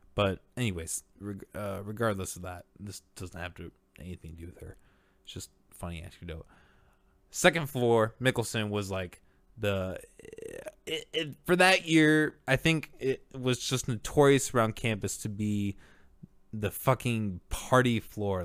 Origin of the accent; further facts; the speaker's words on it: Orange City, Iowa, United States; I grew up in Orange City, Iowa